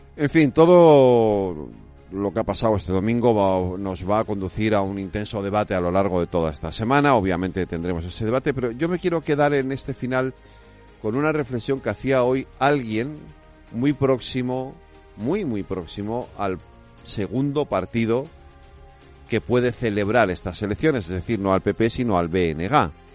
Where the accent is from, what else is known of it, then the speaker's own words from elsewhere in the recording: Galicia, Spain; yo soy gallego